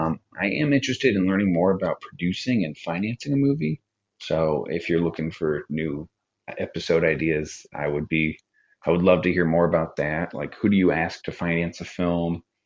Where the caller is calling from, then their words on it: Chicago, Illinois, United States; from Chicago.